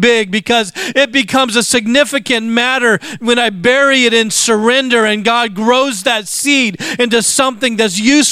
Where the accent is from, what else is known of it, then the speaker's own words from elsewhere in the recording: United States; We are American.